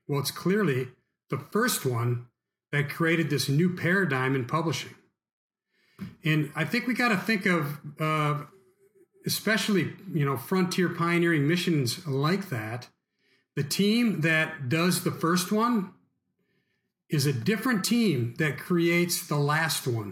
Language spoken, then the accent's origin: English; United States; we as American Christians